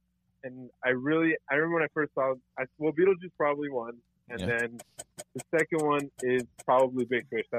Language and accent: English; Laredo, Texas, United States; I am from Texas. This is a small city, Laredo.